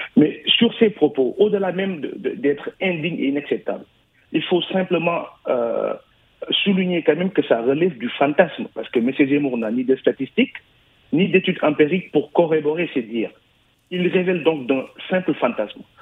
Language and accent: French; Senegal; now in France; Nous, Sénégalais de France, et PASTEF en particulier